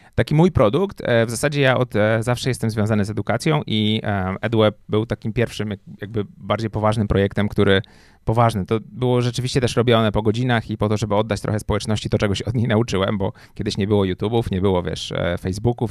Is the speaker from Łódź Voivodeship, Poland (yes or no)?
yes; Łódź, Łódź Voivodeship, Poland; moved away as an adult; also born or lived in Warsaw; ja jak przyjechałem do Warszawy, bo jestem z Łodzi, przyjechałem do Warszawy na studia